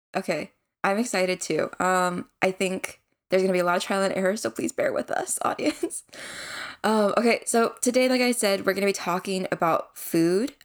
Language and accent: English; United States; we are Korean American siblings just out of college.